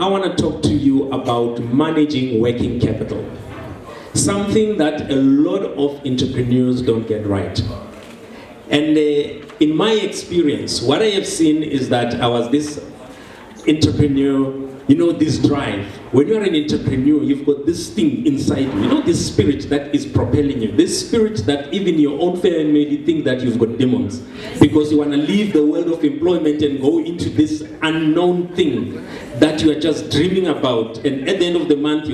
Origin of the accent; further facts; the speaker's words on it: Soweto, Gauteng, South Africa; I'm born and bred in Soweto